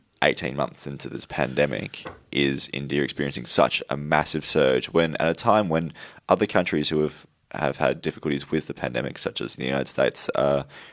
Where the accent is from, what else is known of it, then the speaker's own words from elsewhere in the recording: Australia; as an Australian doctor